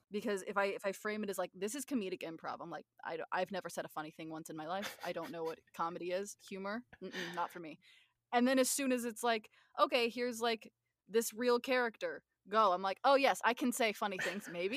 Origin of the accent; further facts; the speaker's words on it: Northwest Arkansas, United States; I'm originally from from Northwest Arkansas